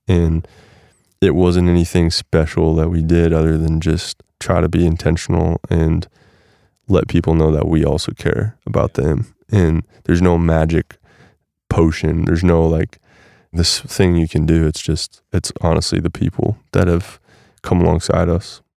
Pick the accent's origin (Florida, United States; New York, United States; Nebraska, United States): Nebraska, United States; moved away; also born or lived in Portland; growing up in Nebraska